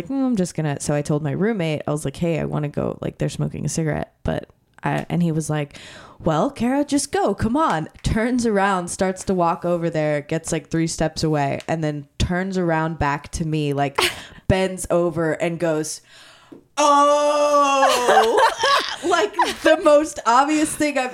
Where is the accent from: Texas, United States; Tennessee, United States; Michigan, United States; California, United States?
Texas, United States; small town near Corpus Christi; I grew up in a town of like 2,000 people